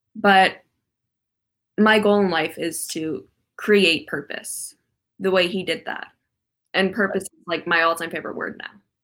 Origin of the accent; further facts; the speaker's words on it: Calabasas, California, United States; where I grew up in Calabasas